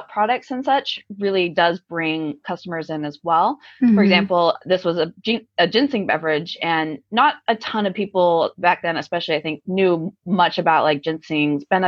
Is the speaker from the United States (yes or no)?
yes; Southern California, United States; now in Washington, United States; I'm actually originally from Southern California, but still West Coast